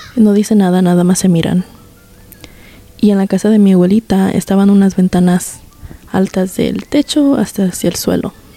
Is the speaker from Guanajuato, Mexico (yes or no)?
yes; Guanajuato, Mexico; yo soy de Guanajuato, México